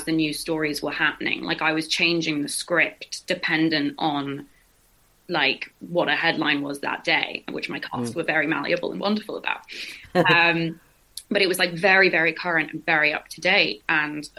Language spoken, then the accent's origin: English; England, United Kingdom; I'm born and raised in England